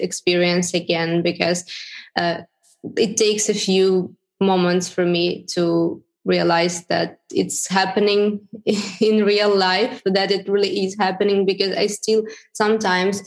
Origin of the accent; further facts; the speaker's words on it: Luhansk, Luhansk Oblast, Ukraine; moved away; also born or lived in Kyiv, Ukraine; I'm originally from Lugansk, as everybody probably understood. And I had my Lugansk address there